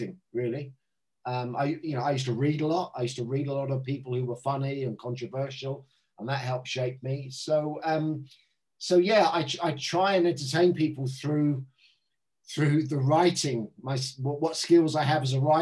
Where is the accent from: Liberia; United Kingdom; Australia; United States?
United Kingdom; Southampton, South East England; born or raised there; moved away as an adult; also born or lived in London